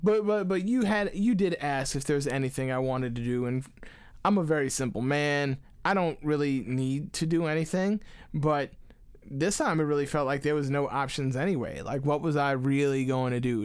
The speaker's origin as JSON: {"language": "English", "country": "United States", "said": "I'm just American"}